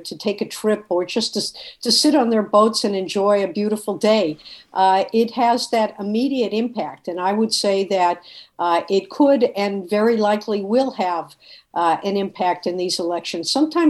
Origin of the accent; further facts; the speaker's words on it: Boston, Massachusetts, United States; Well, you know, I came from a family that had immigrated from Eastern Europe one or two generat